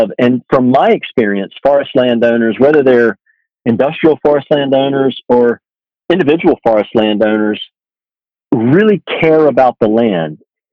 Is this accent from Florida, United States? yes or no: no; Georgia, United States; my home state of Georgia